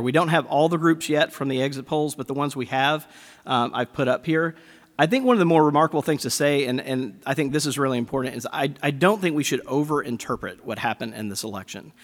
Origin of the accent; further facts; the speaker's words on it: Mississippi, United States; I grew up Southern Baptist in Mississippi